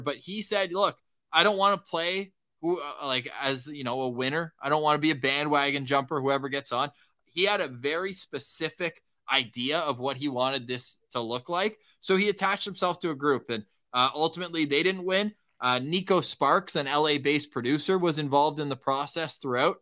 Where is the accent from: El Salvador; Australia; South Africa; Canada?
Canada; Ottawa, Ontario; now in Winnipeg, Canada; I'm born and raised in Ottawa